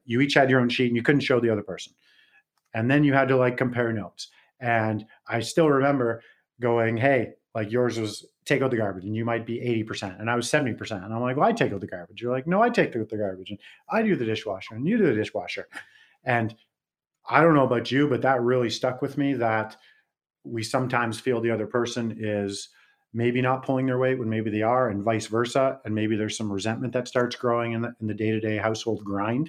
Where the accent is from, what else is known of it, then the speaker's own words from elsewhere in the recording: West Coast, Canada; moved away; also born or lived in Calgary / Las Vegas; I'm from West Coast